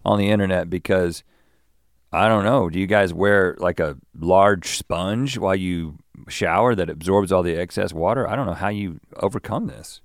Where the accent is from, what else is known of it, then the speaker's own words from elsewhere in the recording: United States; I'm an American, and I guess I shower in a particular American way